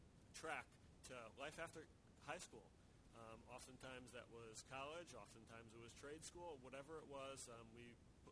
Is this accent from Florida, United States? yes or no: no; Connecticut, United States; moved away as an adult; also born or lived in Rhode Island / Boston; I grew up in Connecticut, and I went to school in Rhode Island